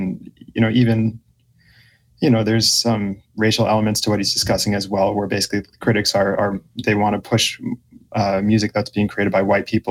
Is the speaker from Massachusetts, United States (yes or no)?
yes; Lexington, Massachusetts, United States; moved away as an adult; now in New York City, United States; I'm originally from Lexington, Massachusetts, which is a suburb of Boston, half an hour outside.